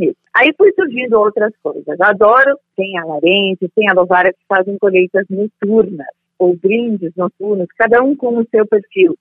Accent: Bento Gonçalves, Rio Grande do Sul, Brazil; also born or lived in Monte Belo do Sul; eu sou do interior de Bento Gonçalves na época, nasci né? Bento Gonçalvense mas hoje, como se emancipou, é Santa Teresa município

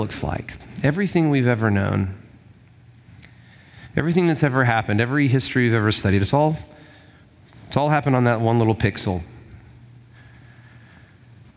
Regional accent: Huntsville, Alabama, United States; I'm from Huntsville

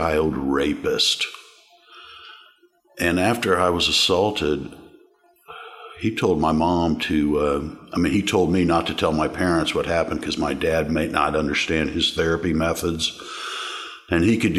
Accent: Overland Park, Kansas, United States; I grew up in Overland Park, Kansas, on the eastern edge of Overland Park, Kansas.

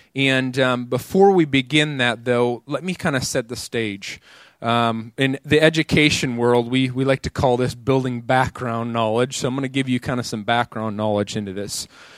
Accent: Minnesota, United States; moved away as an adult; now in Tulsa, United States; I was born and raised in Minnesota. I came down here to ORU.

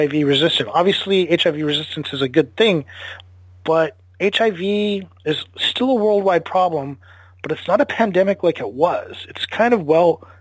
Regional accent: United States; as an American

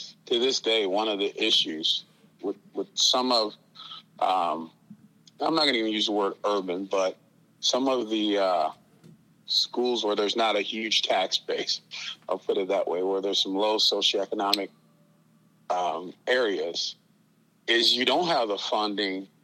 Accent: St. Louis, Missouri, United States; I grew up in St. Louis City, actually the, Darce Webbe housing project in 1968

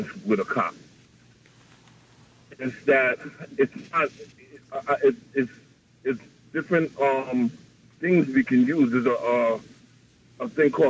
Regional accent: New York City, New York, United States; I'm from Queens.

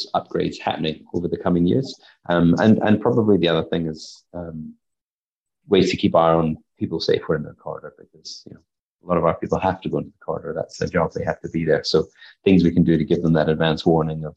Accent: Scotland, United Kingdom; now in New Zealand; I come from Scotland

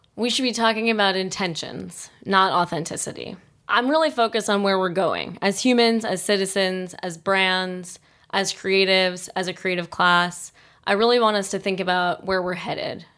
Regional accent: Wilmington, Delaware, United States; moved away as an adult; also born or lived in New York City; now in Boulder, United States; I grew up in Wilmington, Delaware

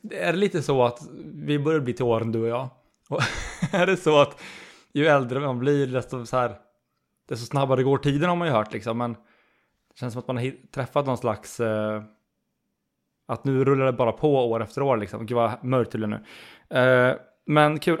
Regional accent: Skövde, Västra Götaland, Sweden; Du och jag, eh, vi är ju som sagt, vi är från Skövde ursprungligen.

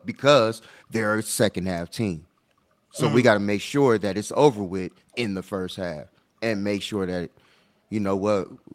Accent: Pasadena, California, United States; I'm from Pasadena

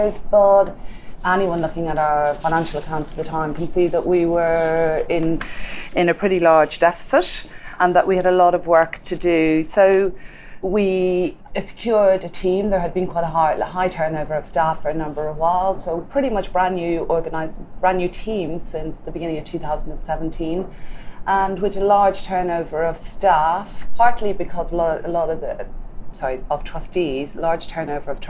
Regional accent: Galway, Connacht, Ireland; moved away; I come from the west coast of Ireland, from Galway

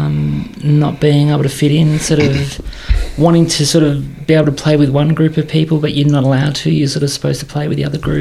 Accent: Scoresby, Victoria, Australia; I grew up in Scoresby

